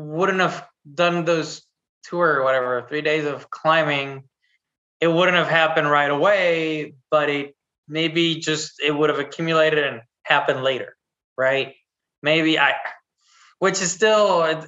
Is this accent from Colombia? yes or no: no; Chihuahua, Mexico; moved away; also born or lived in Texas; I grew up in Mexico. I was born in Texas and then grew up in Chihuahua City.